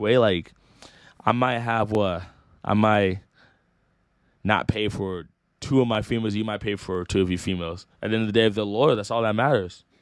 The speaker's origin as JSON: {"language": "English", "town": "Rocklin", "region": "California", "country": "United States", "said": "I'm from Rockland, like, five minutes away"}